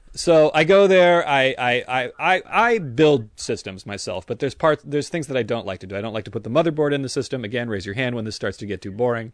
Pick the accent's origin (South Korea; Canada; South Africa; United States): United States; San Francisco Bay Area, California; now in Los Angeles, United States; I grew up in the San Francisco Bay Area with you